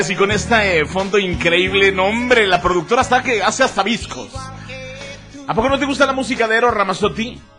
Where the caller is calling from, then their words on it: Jesús María, Aguascalientes, Mexico; Hola, carnalito, buenas tardes. … de Jesús María.